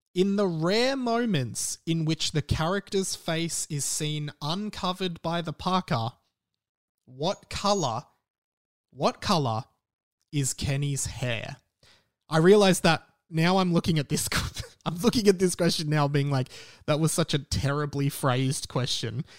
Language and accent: English; Australia; accent: Australian; my Australian accent.